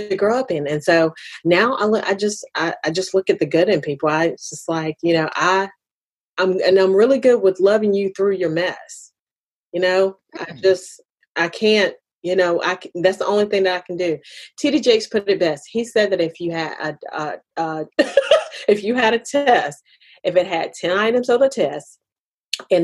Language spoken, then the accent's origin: English; United States; I'm African American